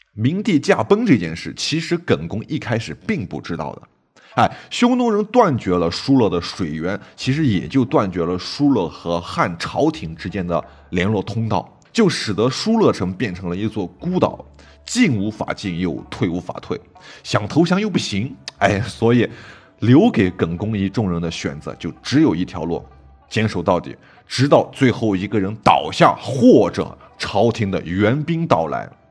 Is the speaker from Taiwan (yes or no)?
no; Jiuquan, Gansu, China; 酒泉，哎，我老家